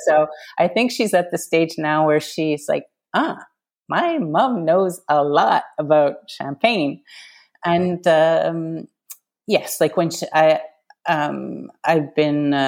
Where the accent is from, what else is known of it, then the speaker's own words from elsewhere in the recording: Canada; now in Paris, France; I'm Canadian.